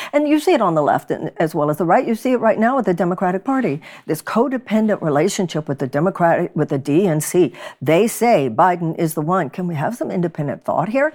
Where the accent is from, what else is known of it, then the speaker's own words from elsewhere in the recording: Texas, United States; moved away; Texas, my home state